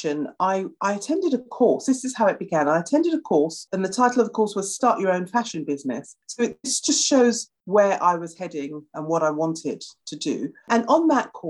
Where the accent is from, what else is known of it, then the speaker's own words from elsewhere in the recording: United Kingdom; being a Brit